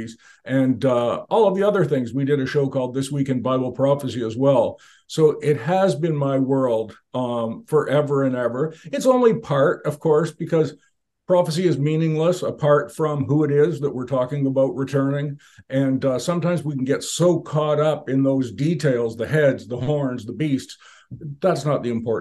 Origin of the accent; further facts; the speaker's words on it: Canada; I was born and raised, and I'm still a Canadian